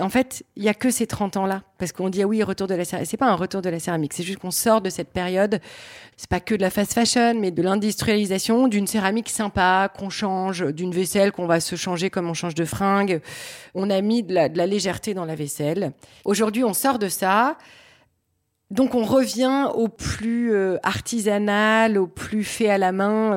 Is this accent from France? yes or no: yes; Lille, Hauts-de-France, France; Je suis originaire de Lille, je suis une vraie fille du Nord.